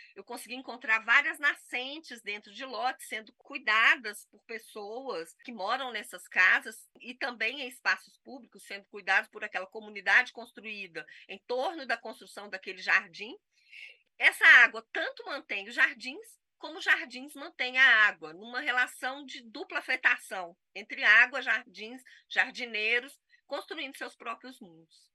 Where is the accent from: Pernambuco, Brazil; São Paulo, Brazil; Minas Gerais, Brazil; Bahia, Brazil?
Minas Gerais, Brazil; Itabira; born or raised there